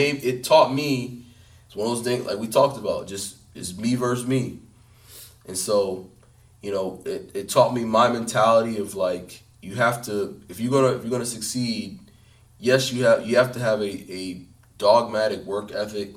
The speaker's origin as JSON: {"language": "English", "region": "Northern Virginia", "country": "United States", "said": "I'm from Northern Virginia"}